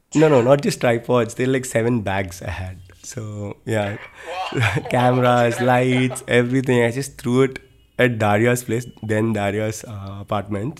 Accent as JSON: {"language": "English", "town": "Tirupati", "region": "Andhra Pradesh", "country": "India", "also_born_or_lived": "Delhi", "moved": "as an adult", "lives_now": "Mumbai, India", "said": "I am from Tirupati"}